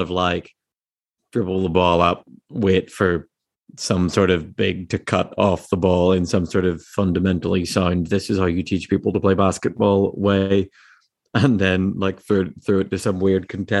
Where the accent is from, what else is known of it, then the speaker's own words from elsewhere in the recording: Northern Ireland, United Kingdom; now in Spain; I am Northern Irish and thought it was a cool opportunity to play on a team that people don't make fun of my voice.